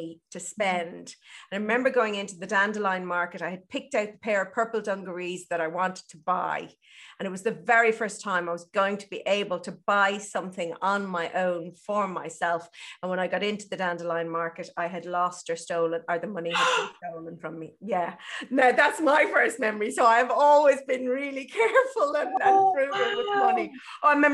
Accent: Ireland; I'm Irish, and we're brought up on that guilt, that Catholicism

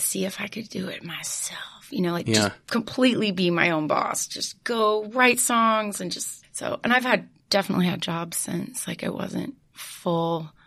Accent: Missouri, United States; also born or lived in Oklahoma / Italy; now in California, United States; I grew up in Missouri.

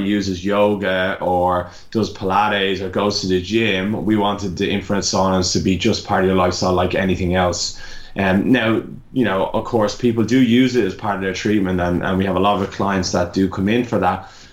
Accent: Ireland; accent: Irish; moved away as an adult; also born or lived in Melbourne, Australia; now in Australia; I'm originally Irish, if anyone hasn't guessed by my accent

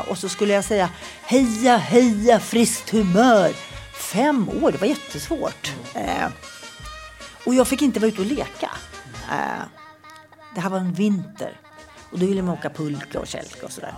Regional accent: Nacka, Stockholm County, Sweden; also born or lived in Tullinge; Jag var i alla fall nio tror jag när jag flyttade till Nacka

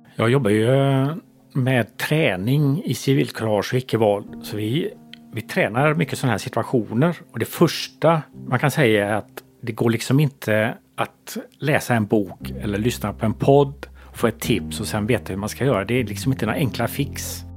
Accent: Gothenburg, Västra Götaland, Sweden; Jag är uppväxt här, en av byfånarna i Hammarkullen. Jag, jag flyttade hit när jag var barn, tioårsåldern, redan på 70-talet

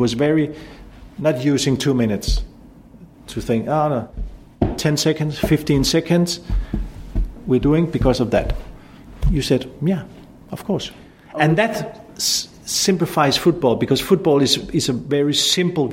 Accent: Denmark; I come from Northern Europe

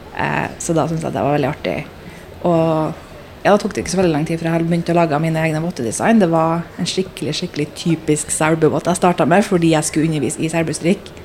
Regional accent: Trondheim, Trøndelag, Norway; moved away as an adult; now in London, United Kingdom; født og oppvokst i Trondheim

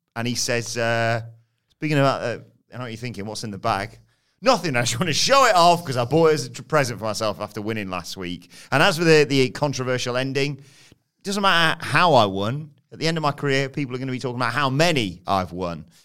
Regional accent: United Kingdom; as British fans

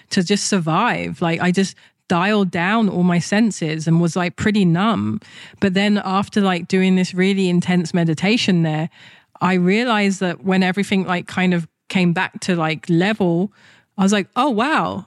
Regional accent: London, United Kingdom; moved away as an adult; also born or lived in Japan; in England, when I was a kid, I'd open my mouth and someone's already judging me based on my accent, what class I'm in, what type of education I'm in, what part of London I'm from

